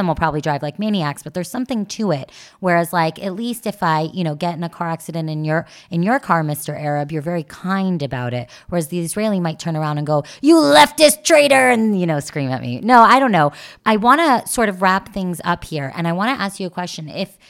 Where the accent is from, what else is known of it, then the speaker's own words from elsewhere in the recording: Canada; Not me. I'm a Canadian. I am a short Canadian.